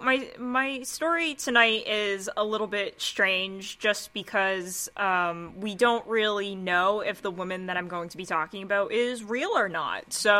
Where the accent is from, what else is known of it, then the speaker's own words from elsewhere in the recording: New England, United States; I am one of those New Englanders